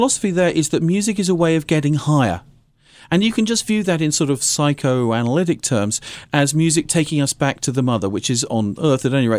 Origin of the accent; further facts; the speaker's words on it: United Kingdom; I'm actually British.